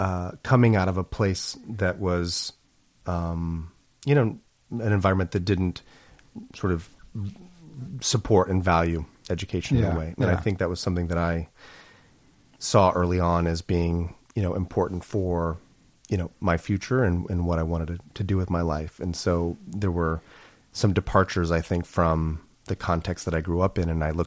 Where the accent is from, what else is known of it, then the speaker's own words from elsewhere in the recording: Illinois, United States; also born or lived in Oklahoma; So I grew up in the Midwest, downstate Illinois, Oklahoma, sort of bounced around different places.